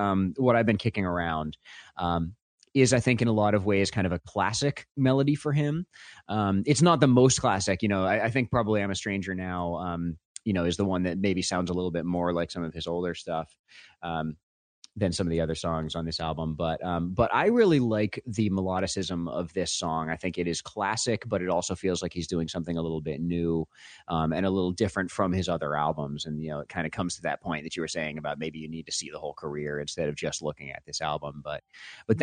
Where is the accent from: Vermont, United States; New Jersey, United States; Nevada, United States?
Vermont, United States; I'm from Vermont